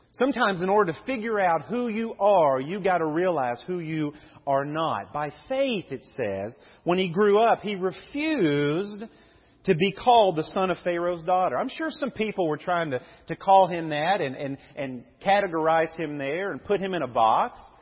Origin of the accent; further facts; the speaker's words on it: United States; growing up in Levy